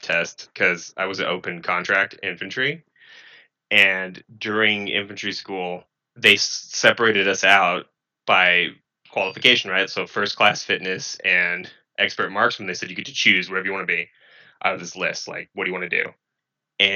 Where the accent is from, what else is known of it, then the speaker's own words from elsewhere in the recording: Rancho Cucamonga, California, United States; also born or lived in San Bernardino; I'm living in Rancho Cucamonga.